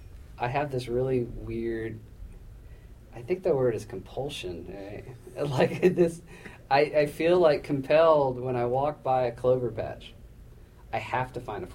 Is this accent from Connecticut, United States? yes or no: no; Tennessee, United States; moved away as an adult; also born or lived in Italy / Boston / Los Angeles; now in Kentucky, United States; I'm from Tennessee